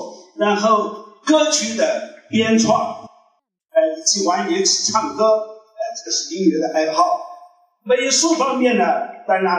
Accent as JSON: {"language": "Chinese", "town": "Kunming", "region": "Yunnan", "country": "China", "tie": "born or raised there", "said": "呃，回族啊，回族，小时候在昆明长大的啊。"}